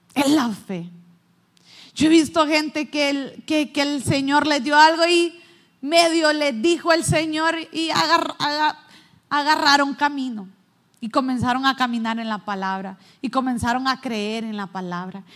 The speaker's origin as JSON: {"language": "Spanish", "country": "Honduras"}